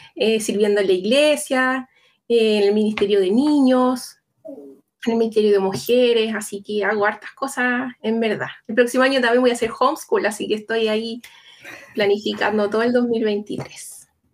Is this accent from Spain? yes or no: no; Chile; accent: Chilean; yo soy chilena, vivo en Santiago